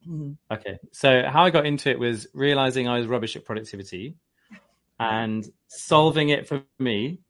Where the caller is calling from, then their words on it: Brighton, South East England, United Kingdom; So I am in, today I can say it's sunny Brighton. So Brighton is on the south coast, like an hour south of London.